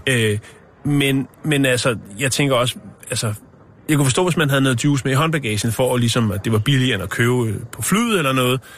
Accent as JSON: {"language": "Danish", "town": "Copenhagen", "region": "Capital Region of Denmark", "country": "Denmark", "said": "Jeg er fra København"}